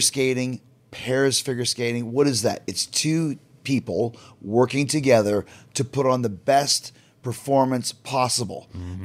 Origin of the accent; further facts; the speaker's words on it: Canada; I'm Canadian, but we're from North America